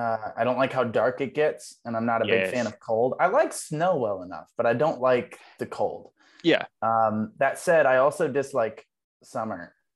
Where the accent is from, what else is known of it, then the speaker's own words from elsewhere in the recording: Ohio, United States; moved away; I'm from Ohio. So I was living in Ohio at the time.